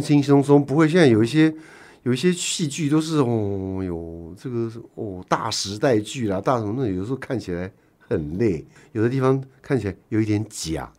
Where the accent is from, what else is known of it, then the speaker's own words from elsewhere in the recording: Taiwan; 我们台湾人要进香港